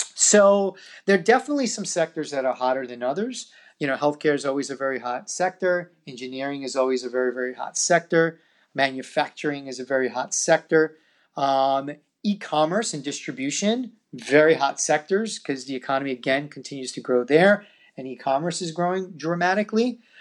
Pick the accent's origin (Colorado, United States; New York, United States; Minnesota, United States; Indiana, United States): New York, United States; my hometown of New York.